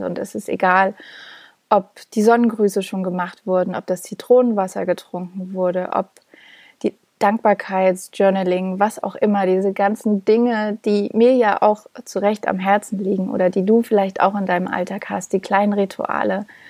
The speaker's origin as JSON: {"language": "German", "region": "Thuringia", "country": "Germany", "moved": "yes", "said": "nach Thüringen gefahren bin, da wo ich herkomme und da wo meine Familie lebt"}